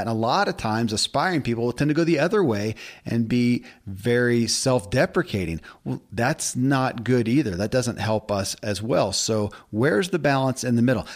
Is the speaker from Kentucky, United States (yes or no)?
yes; Kentucky, United States; born or raised there